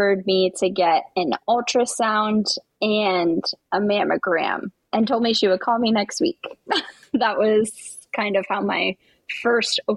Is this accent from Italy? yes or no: no; East Coast, United States; I am from the East Coast